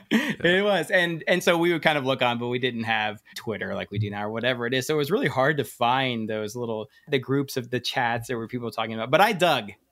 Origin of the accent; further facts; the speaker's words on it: Hawaii, United States; moved away as an adult; I'm actually from Hawaii. Uh, I graduated from the University of Hawaii